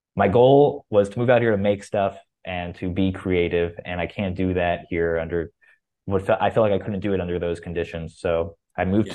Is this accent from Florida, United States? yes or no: yes; Boca Raton, Florida, United States; I'm a Jew from Boca Raton